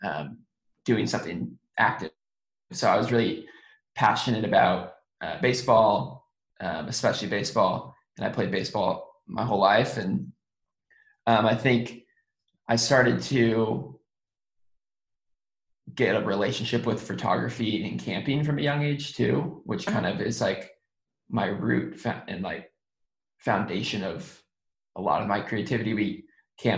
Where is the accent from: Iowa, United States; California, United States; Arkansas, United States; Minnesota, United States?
California, United States; Sonoma County, Northern; now in Los Angeles, United States; I live in Los Angeles now, but I was born and raised in Sonoma County, which is an hour north of San Francisco, in Northern California